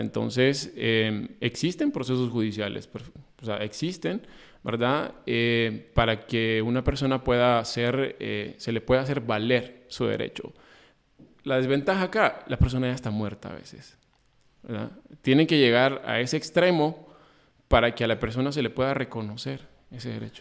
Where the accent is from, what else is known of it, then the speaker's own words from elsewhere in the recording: Honduras; como hondureños que somos